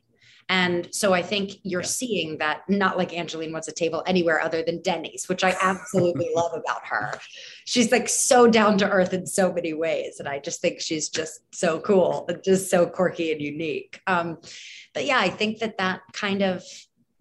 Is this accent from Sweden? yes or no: no; New York City, New York, United States; We're both from New York